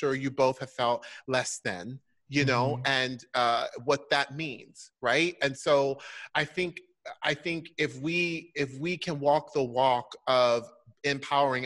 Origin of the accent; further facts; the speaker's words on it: Orlando, Florida, United States; moved away; I grew up in Orlando, Florida